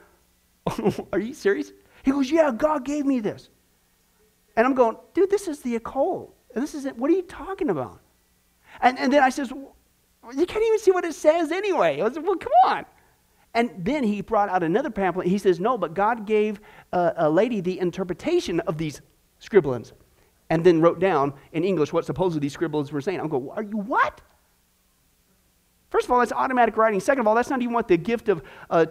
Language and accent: English; Kansas, United States; born or raised there